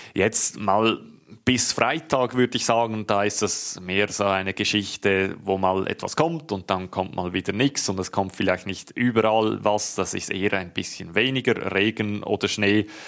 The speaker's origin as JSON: {"language": "German", "country": "Switzerland", "said": "bei uns in der Schweiz"}